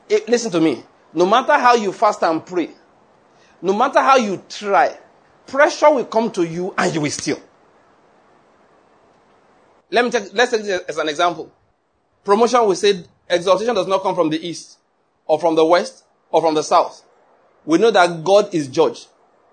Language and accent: English; Nigeria; I'm a Nigerian